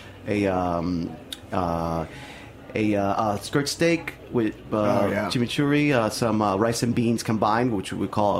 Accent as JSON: {"language": "English", "town": "Miami", "region": "Florida", "country": "United States", "tie": "born or raised there", "also_born_or_lived": "Nicaragua", "said": "I was born in Nicaragua, but I moved to Miami when I was 3. So I grew up"}